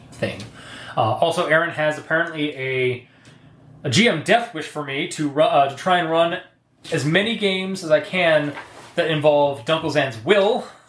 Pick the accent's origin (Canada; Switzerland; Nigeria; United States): Canada; we're Canadian.